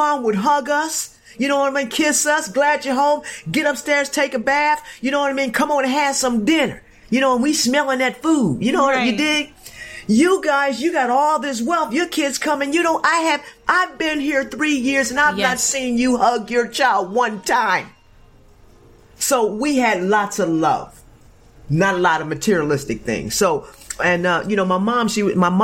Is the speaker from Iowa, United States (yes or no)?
no; Chester, Pennsylvania, United States; I grew up very, very poor in Chester, Pennsylvania